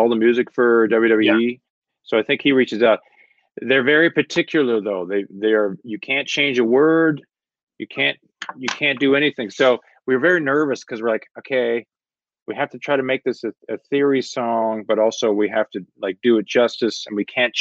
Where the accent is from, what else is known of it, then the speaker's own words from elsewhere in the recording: Canada; we grew up in Canada